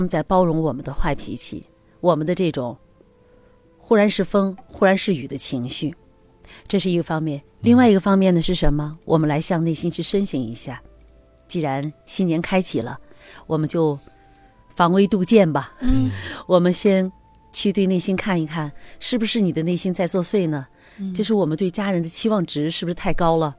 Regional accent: China; 我们中国人哈，就我们的民族文化哈

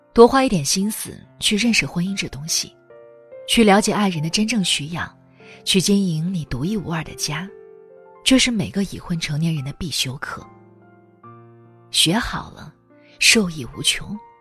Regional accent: China; 我们中国人

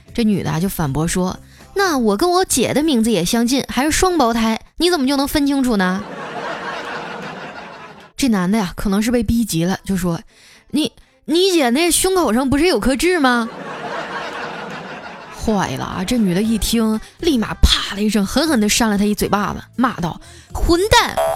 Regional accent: northern China, China; now in Shanghai, China; 我是北方人

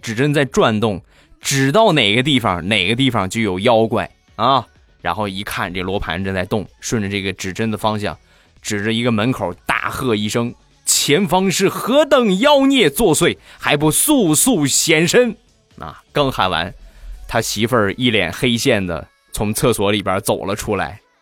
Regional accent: Shandong, China; accent: Shandong; 我是山东人啊，不是东北人

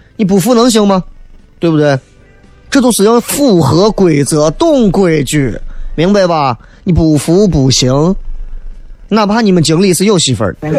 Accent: Xi'an, Shaanxi, China; 作为西安人

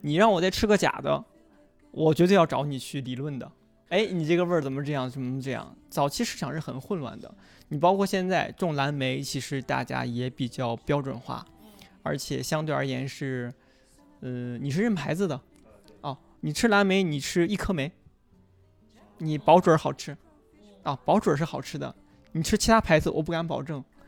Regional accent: Xi'an, Shaanxi, China; 我讲我们临潼故事，我是个临潼人。我们临潼当地有一个，呃，骊山乳品厂。就是当地一个很小的乳品厂。我是喝着这个奶长大的

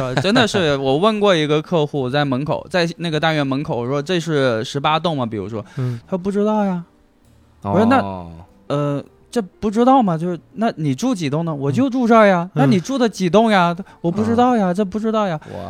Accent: Guangxi, China; now in Chengdu, China; 对我广西人啊，但我。弄这个东西之前已经在成都待了很多年了，嗯，然后在之前在成都也做过电商

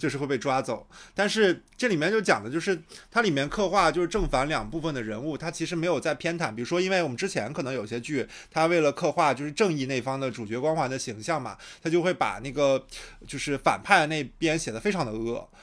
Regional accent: Shandong, China; 我是一个嗯。山东人啊

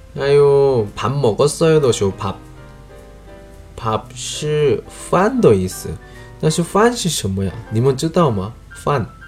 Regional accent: South Korea; Chinese is a second language; moved away; 我是来自韩国外教

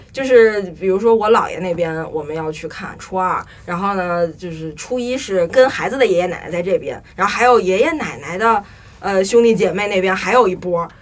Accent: Beijing, China; 我的故乡其实也不是北京，我只是从小生在北京，在北京长嗯大

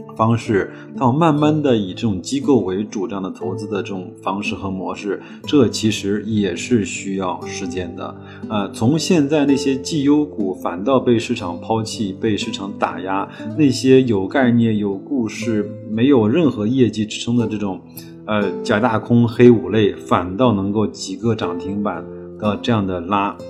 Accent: China; 西部呢，一直是对我们中国人来说，相对还是比较向往的地方

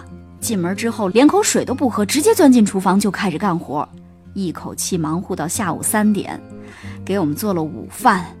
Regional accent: Hunan, China; 我们一家子都是从湖南来的，当然在这边住了很多年了，但实际上我们全家人还是都爱吃辣的

